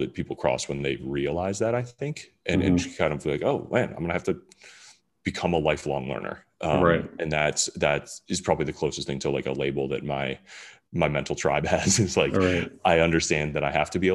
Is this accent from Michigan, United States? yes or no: yes; Michigan, United States; I grew up in Michigan